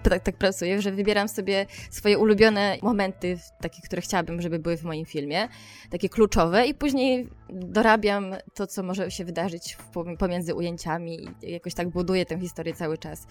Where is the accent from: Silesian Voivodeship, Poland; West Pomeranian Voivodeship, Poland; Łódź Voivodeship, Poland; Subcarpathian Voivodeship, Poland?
Subcarpathian Voivodeship, Poland; Podkarpacie; now in Warsaw, Poland; Pochodzę ze bardzo małej miejscowości na Podkarpaciu, gdzie nie miałam e, dostępu do kina, do muzeów i do festiwali jakichkolwiek